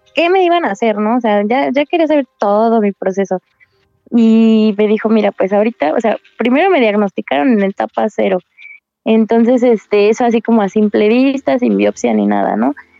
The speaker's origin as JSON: {"language": "Spanish", "region": "Querétaro", "country": "Mexico", "said": "yo soy de Querétaro y me estoy tratando en la Ciudad de México"}